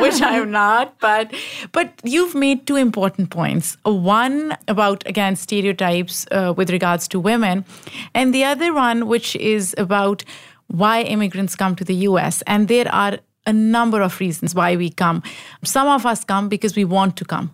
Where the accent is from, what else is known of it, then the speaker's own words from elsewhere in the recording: Pakistan; growing up in Pakistan